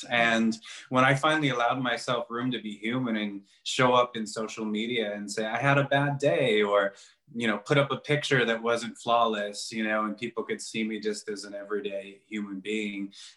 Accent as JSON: {"language": "English", "town": "Chicago", "region": "Illinois", "country": "United States", "tie": "born or raised there", "also_born_or_lived": "New York", "moved": "as an adult", "said": "I went back home to Chicago for a few months"}